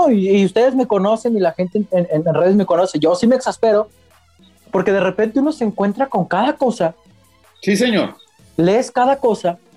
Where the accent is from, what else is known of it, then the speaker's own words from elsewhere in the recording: Mexico; pues es que somos mexicanos.